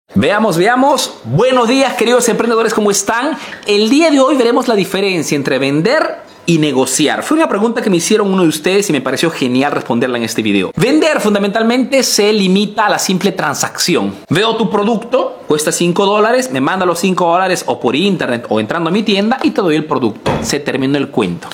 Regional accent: Peru; now in Italy; soy un emprendedor peruano que vive y hace en Italia

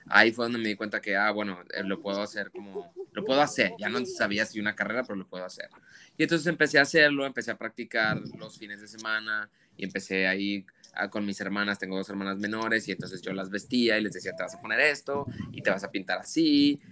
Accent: Monterrey, Nuevo León, Mexico; first language Spanish; moved away as an adult; yo crecí en Monterrey

